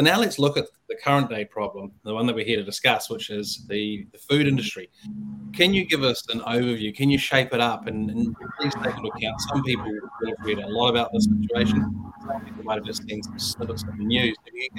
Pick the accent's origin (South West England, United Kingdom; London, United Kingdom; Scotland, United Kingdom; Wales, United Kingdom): London, United Kingdom; But I come from London where everyone lived on their mobile phone in 2002, like we do today.